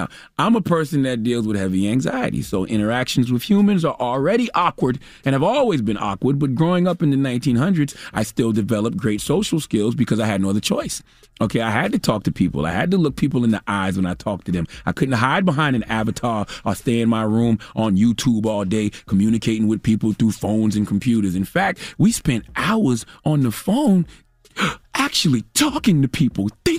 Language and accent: English; Mount Corner, South Carolina, United States; I grew up in Mount Corner, South Carolina. I ain't had no damn money.